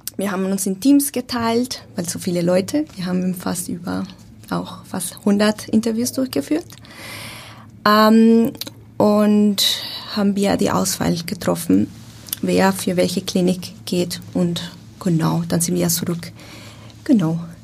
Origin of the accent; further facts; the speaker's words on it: Bogotá, Colombia; German is a second language; moved away as an adult; also born or lived in Austria / Germany; now in Hamburg, Germany; Ich komme ursprünglich aus Bogotá, Kolumbien